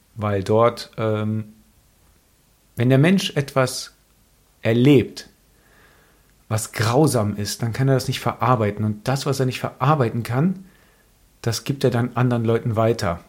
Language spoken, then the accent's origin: German; near Cologne, North Rhine-Westphalia, Germany; Ich bin in der Nähe von Köln aufgewachsen